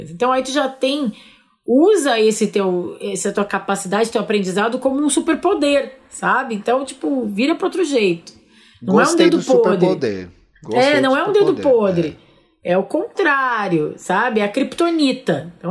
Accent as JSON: {"language": "Portuguese", "town": "Ribeirão Preto", "region": "São Paulo", "country": "Brazil", "said": "eu sou de Ribeirão Preto e faço parte de um coletivo que se chama Coletivo Juntas"}